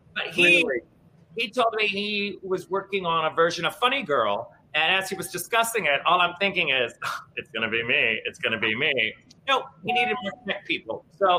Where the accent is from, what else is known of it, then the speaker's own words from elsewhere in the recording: New Orleans, Louisiana, United States; also born or lived in New York; now in Palm Springs, United States; I can deal with the heat because I'm from New Orleans.